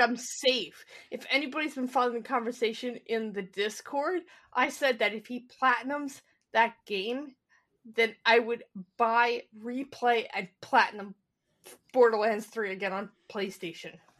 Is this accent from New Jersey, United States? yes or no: yes; Cape May, New Jersey, United States; I grew up in Cape May